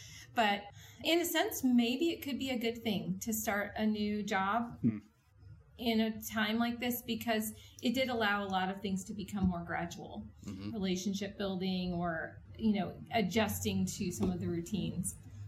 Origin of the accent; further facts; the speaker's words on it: New Orleans, Louisiana, United States; also born or lived in California / Seattle; I was born in Southern California and then lived for a time in Seattle and then ended up in New Orleans, and that's where my dad retired.